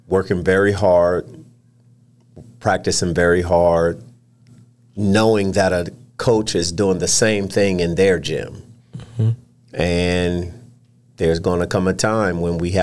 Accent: Camden, New Jersey, United States; I was born in Camden, New Jersey. I'm a Jersey guy.

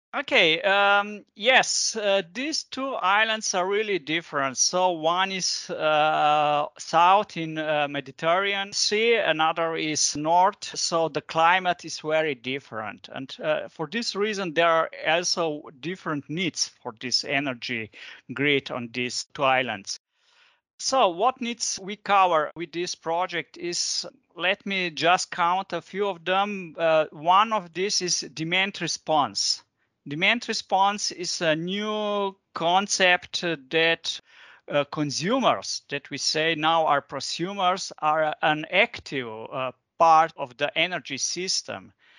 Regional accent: Ljubljana, Slovenia; I'm coming from Ljubljana, from Slovenia

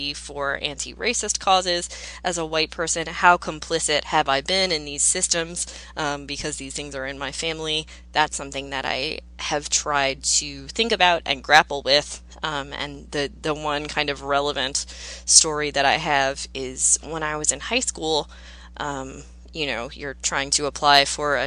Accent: Savannah, Georgia, United States; moved away; I'm from the South originally. I grew up in Georgia. I was born in Savannah.

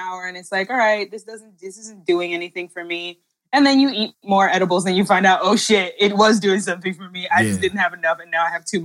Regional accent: New York, United States; also born or lived in New Jersey; now in Maryland, United States; I live in Maryland. I'm from New York. I went to high school and college in New Jersey.

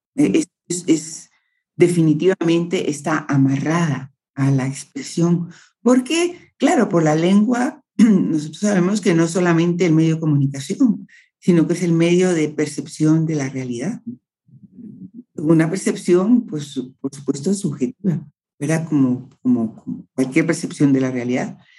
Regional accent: Guatemala; como Chapina me siento cómoda

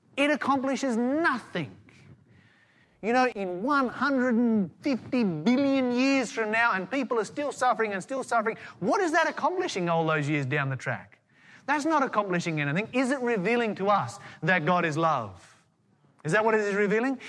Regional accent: Tasmania, Australia; I grew up in Tasmania

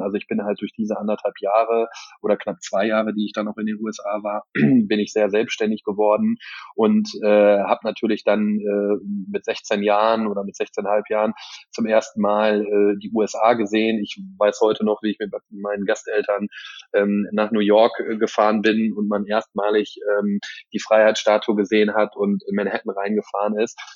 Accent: Geldern, North Rhine-Westphalia, Germany; ich komme aus Röhrt, also Geldern

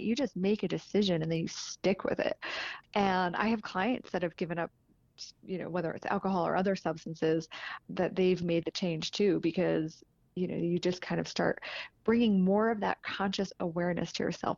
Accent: northern New Jersey, United States; now in Denver, United States; I'm from New Jersey, so, and my sister lives right near the beach, but northern New Jersey

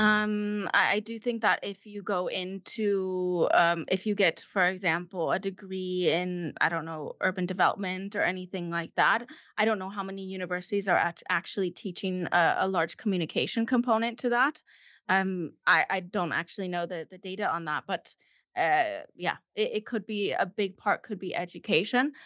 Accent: Colorado, United States; moved away as an adult; also born or lived in California / Chile / Stuttgart, Germany; now in Germany; I grew up in Colorado

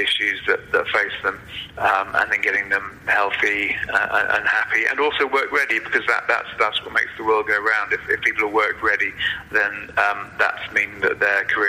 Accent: Wales, United Kingdom; I'm a Welshman

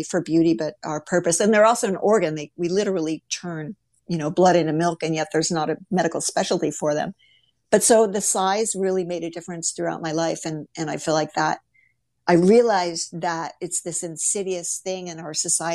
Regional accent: Ohio, United States; grew up in the Midwest in Ohio

